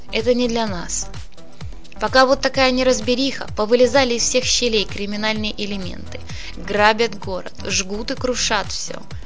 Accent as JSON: {"language": "Russian", "town": "Zaporizhzhia", "region": "Zaporizhzhia Oblast", "country": "Ukraine", "tie": "born or raised there", "moved": "as an adult", "lives_now": "Mariupol, Ukraine", "said": "Я не отсюда родом, я из Запорожья. В Мариуполе живу уже 48 лет"}